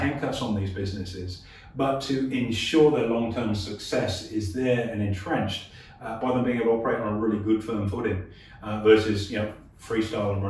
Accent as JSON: {"language": "English", "country": "Australia", "said": "as Australians"}